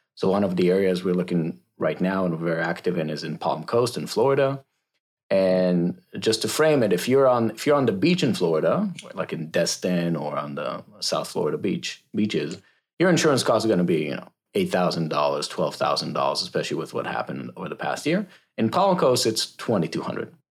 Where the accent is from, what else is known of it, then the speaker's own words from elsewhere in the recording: Israel; moved away as an adult; now in United States; I am originally from Israel, so I moved to the States twelve years ago. So born and raised in Israel